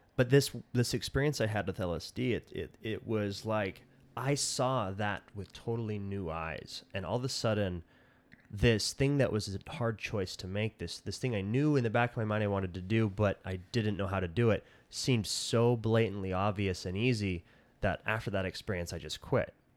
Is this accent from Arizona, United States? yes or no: yes; Colorado City, Arizona, United States; moved away as an adult; also born or lived in Centennial Park, Arizona / Salt Lake City, Utah / Las Vegas, Nevada; I grew up in Colorado City and, uh, then when I was twelve, we moved to Centennial Park, just across the hill.